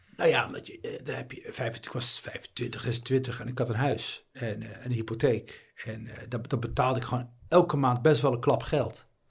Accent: Netherlands; also born or lived in Tangier, Morocco; Hij hoorde natuurlijk aan mijn accent dat ik niet, eh, dat, dat, dat ik niet uit eh, Marokko kom. En hij zei, ja, waar kom je vandaan? Eh, ik zei, ja, Nederland

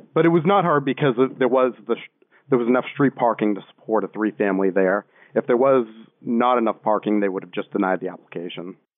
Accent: Boston, Massachusetts, United States; moved away; I'm originally from Boston

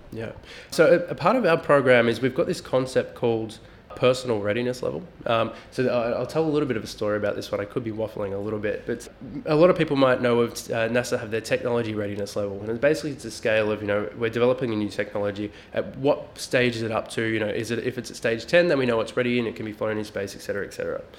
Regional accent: Melbourne, Victoria, Australia; we are from Melbourne

